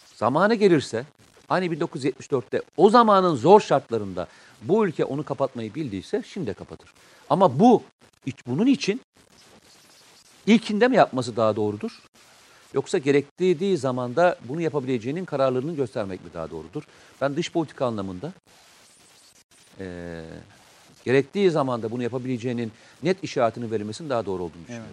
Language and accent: Turkish; Samsun, Turkey; Ben Samsunluyum.